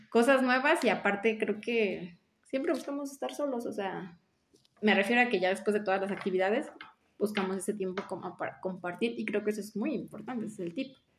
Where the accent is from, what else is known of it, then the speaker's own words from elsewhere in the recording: Mexico City, Mexico; moved away as an adult; now in Chiapas, Mexico; Soy de la Ciudad de México, estudié leyes, migré para Chiapas